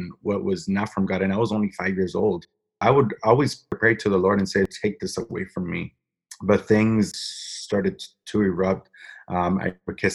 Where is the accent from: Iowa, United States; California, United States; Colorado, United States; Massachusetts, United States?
Massachusetts, United States; Natick; also born or lived in Framingham, Massachusetts; I was born and raised in Massachusetts, Natick, Massachusetts